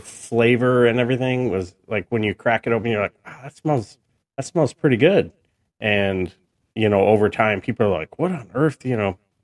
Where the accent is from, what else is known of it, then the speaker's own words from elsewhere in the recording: New York, United States; I was born in New York